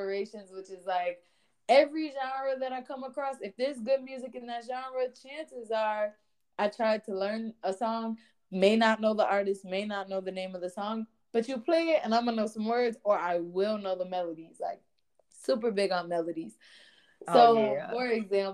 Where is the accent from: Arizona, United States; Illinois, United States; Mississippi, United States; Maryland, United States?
Illinois, United States; Chicago; my pops came up, I'm sure anybody from Chicago, like pretty much parents came up through house music